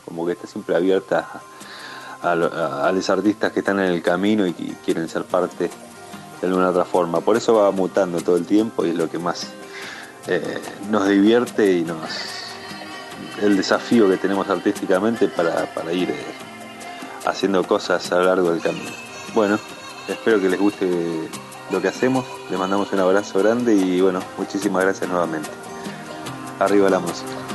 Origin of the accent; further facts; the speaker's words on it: Buenos Aires, Argentina; moved away as an adult; now in Córdoba, Argentina; aquí vivimos en Córdoba, nosotros somos originalmente de Buenos Aires, pero vinimos hace un par de años aquí a la sierra